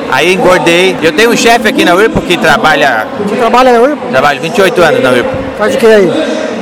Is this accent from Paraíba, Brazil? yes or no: no; Joinville, Santa Catarina, Brazil; Somos de Joinville